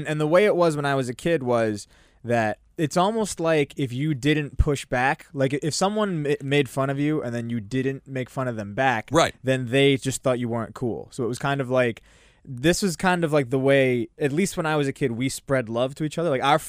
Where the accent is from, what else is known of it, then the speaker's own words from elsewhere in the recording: Edison, New Jersey, United States; I grew up in Edison.